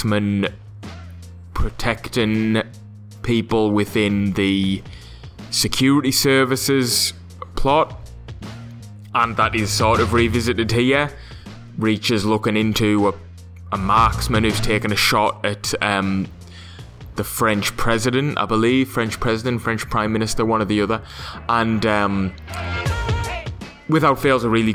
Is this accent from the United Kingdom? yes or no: yes; England, United Kingdom; I say that as an Englishman.